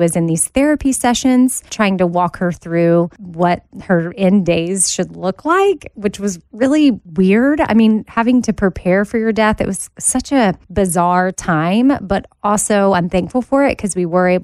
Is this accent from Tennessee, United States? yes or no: no; Austin, Texas, United States; now in Nashville, United States; I was home from Nashville in Austin, staying with my mom